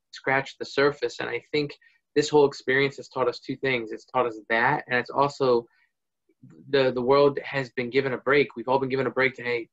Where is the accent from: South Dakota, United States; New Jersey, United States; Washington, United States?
New Jersey, United States; moved away as an adult; also born or lived in Virginia; I'm from New Jersey, and that's where I've been and all my life